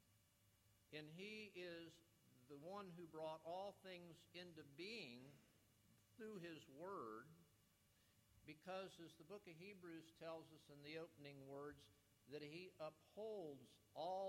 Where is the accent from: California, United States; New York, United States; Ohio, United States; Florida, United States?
Florida, United States; West Palm Beach; I grew up in South Florida, grew up in West Palm Beach.